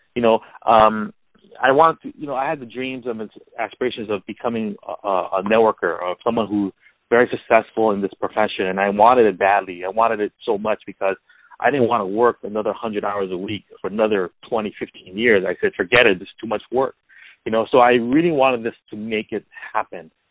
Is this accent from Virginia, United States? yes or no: no; Hawaii, United States; also born or lived in Culver City, California; now in California, United States; I was born and raised in Hawaii, so living in California